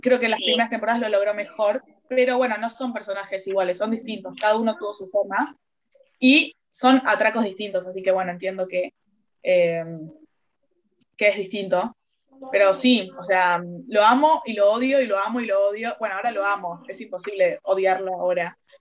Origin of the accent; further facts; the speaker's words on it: Argentina; yo como argentina